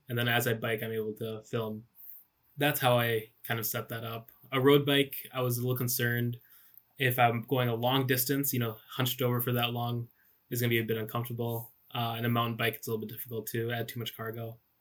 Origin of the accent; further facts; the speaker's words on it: Michigan, United States; my hometown in Michigan